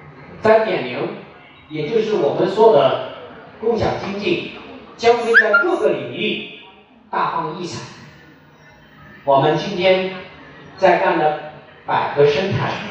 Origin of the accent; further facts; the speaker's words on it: Shenzhen, Guangdong, China; 我们是深圳人，